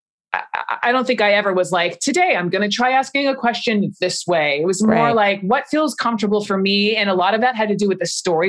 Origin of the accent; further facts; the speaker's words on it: Atlanta, Georgia, United States; I never tried not to have an accent, even though I'm from Georgia, I'm from Atlanta. It's a pretty big city and we don't all, you know, sound like what you may think we're supposed to sound like.